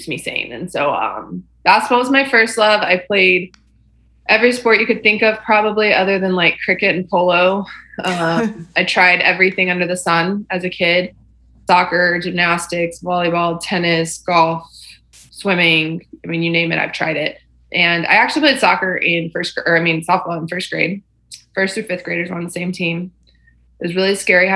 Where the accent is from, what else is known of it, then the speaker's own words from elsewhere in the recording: Texas, United States; Born and raised in Texas